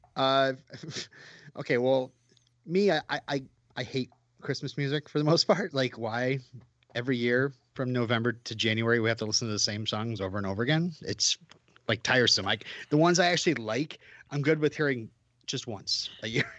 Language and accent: English; Vermont, United States; I'm from Vermont